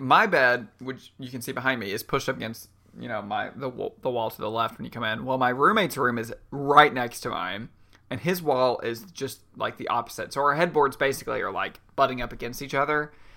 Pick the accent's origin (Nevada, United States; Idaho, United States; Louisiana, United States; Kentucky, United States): Kentucky, United States; I'm from Kentucky